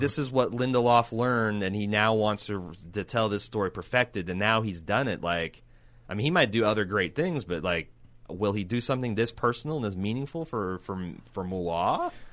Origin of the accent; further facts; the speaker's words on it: United States; we're stupid Americans